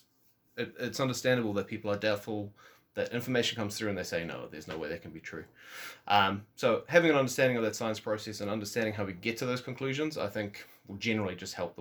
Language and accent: English; Walvis Bay, Erongo, Namibia; now in New Zealand; I was born in Wolfersbaai, Namibia.